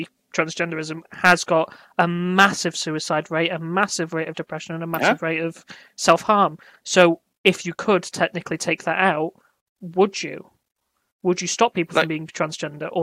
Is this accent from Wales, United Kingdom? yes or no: yes; Wales, United Kingdom; we're Welsh, and in Wales, we're still very much going